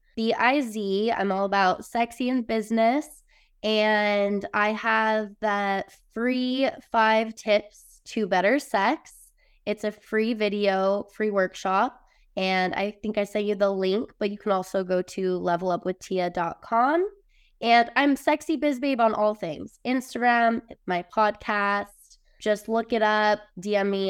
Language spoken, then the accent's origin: English; Utah, United States; I grew up in Utah, pretty much around a really religious, judgmental area, very small town